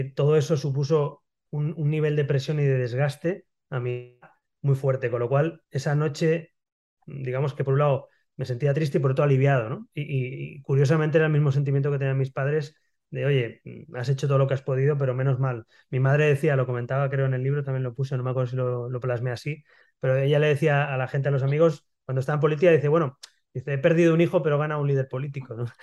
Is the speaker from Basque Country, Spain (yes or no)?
no; Barcelona, Catalonia, Spain; also born or lived in Madrid; Yo soy, yo soy nacido en Barcelona, en el año 79, en Barcelona, en la Barceloneta, que es el barrio eh, marinero, digamos, de Barcelona